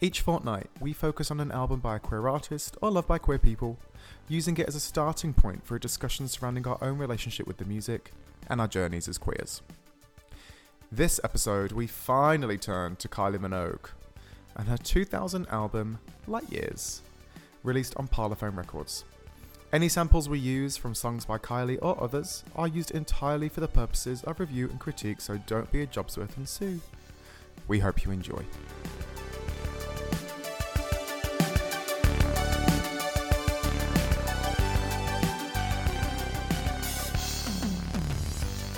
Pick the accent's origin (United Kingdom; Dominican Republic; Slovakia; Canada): United Kingdom; England; now in Australia; we're two English gals living the Aussie dream